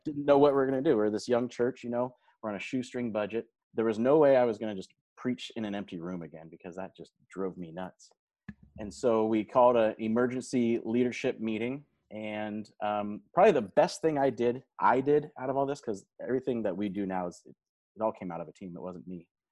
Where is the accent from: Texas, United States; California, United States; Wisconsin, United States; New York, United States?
California, United States; Modesto; moved away as an adult; also born or lived in Stockton, California; now in Salem, United States; I grew up in Modesto, California